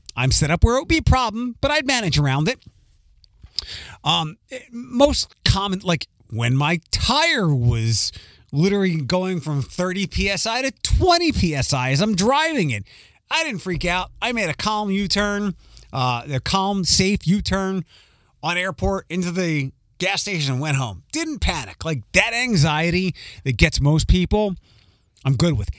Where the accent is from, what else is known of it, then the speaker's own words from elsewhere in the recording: Philadelphia, Pennsylvania, United States; accent: Philly; my Philly accent